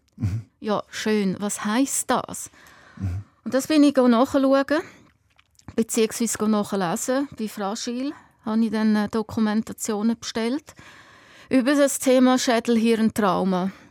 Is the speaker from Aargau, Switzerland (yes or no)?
yes; Lake Hallwil, Aargau, Switzerland; wir sind äh, am Halwilensee aufgewachsen